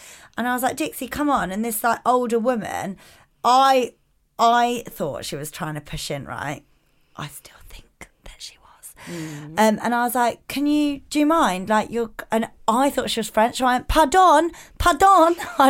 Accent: England, United Kingdom; But we're English.

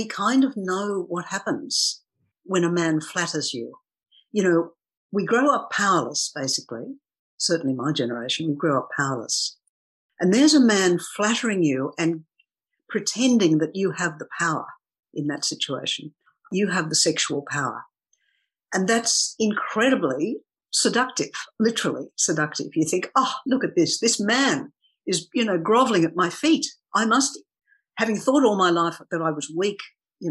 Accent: Sydney, New South Wales, Australia; I grew up in Sydney, and I actually grew up very near the harbour

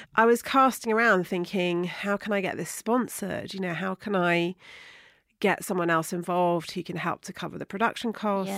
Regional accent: Somerset, South West England, United Kingdom; moved away as an adult; now in London, United Kingdom; I was brought up in Somerset in a small town, you know, very rural community

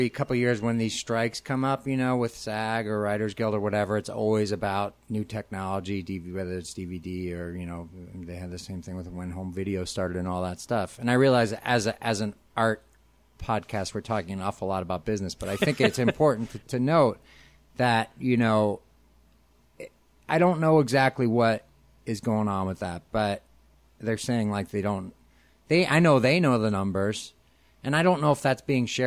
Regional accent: Arlington Heights, Illinois, United States; I grew up, in the Northwest suburbs in Arlington Heights.

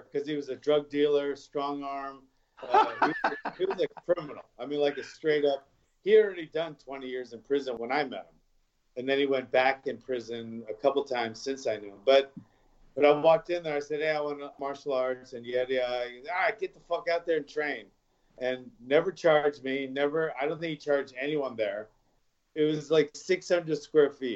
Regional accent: Hawaii, United States; moved away as an adult; also born or lived in Los Angeles; I moved there when I was like 4 years old, and then I was raised there till I, you know, left to pursue a fighting career in LA.

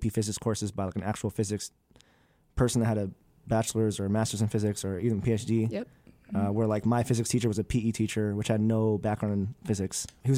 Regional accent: California, United States; moved away as an adult; now in Midwest, United States; as a single black male growing up in the Midwest. Well, not growing up, but growing up in California, then moving to the Midwest.

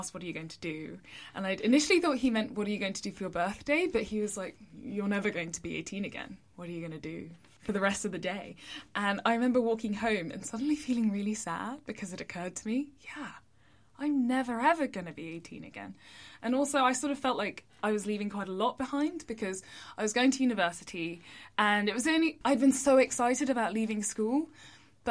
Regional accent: England, United Kingdom

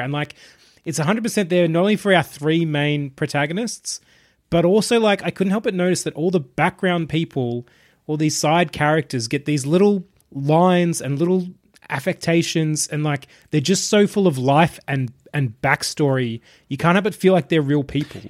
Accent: Australia; being an Australian

